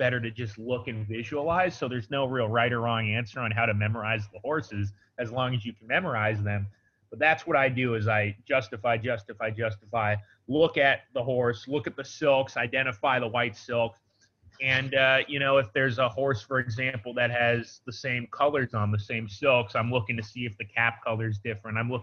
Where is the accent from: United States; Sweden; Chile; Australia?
United States; Del Mar, California; I'm from Del Mar, and I was at Del Mar when I was a kid